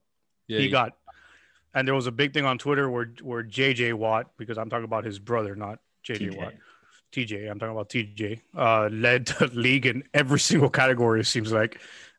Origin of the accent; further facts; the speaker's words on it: Florida, United States; I'm from Florida. I live in Florida.